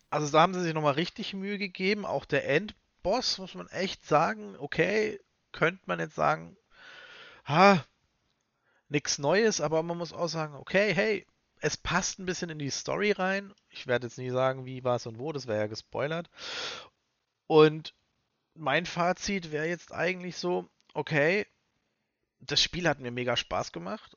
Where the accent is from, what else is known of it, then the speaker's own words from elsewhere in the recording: Germany; Wir haben in Deutschland